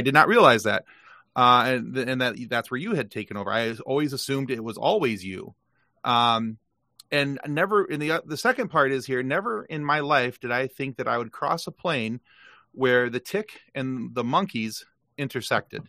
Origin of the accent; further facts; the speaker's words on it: Lansing, Michigan, United States; I was born in Lansing, Michigan